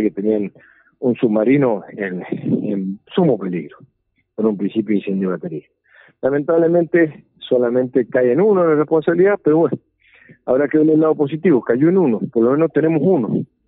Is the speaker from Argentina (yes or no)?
yes; Argentina; como ciudadanos argentinos